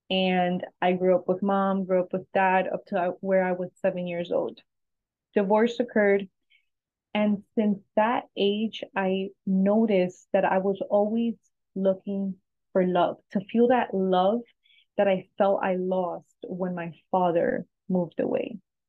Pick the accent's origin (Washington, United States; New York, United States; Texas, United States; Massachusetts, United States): New York, United States; also born or lived in New Jersey / Ecuador; now in Florida, United States; I was born in New Jersey. I grew up in New York a few years, and then I moved to Florida. I also lived in Ecuador for a while when I got married.